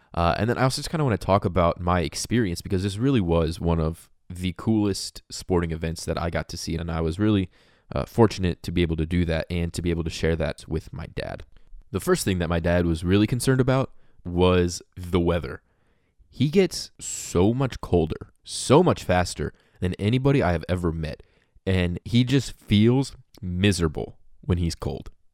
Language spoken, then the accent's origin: English; Indianapolis, Indiana, United States; I grew up in Indianapolis